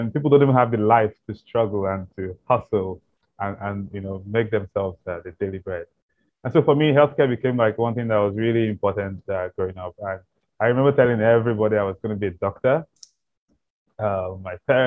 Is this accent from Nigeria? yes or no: yes; Nigeria; growing up in Nigeria